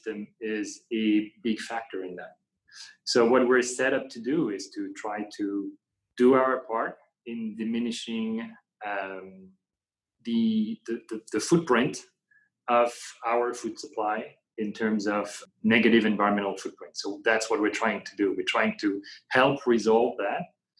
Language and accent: English; Paris, Île-de-France, France; accent: French; English is a second language; moved away as an adult; now in United States; So I'm actually French, born and raised in France, born and raised in Paris, close to Paris.